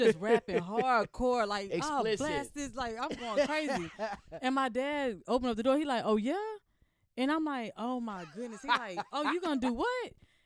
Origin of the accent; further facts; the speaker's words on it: Jersey Village, Texas, United States; I'm from Jersey Village